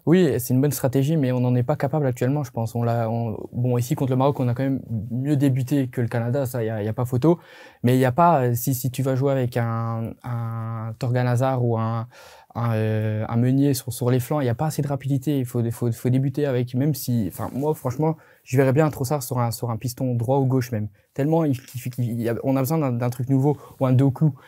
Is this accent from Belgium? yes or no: yes; Belgium; en tant que Belge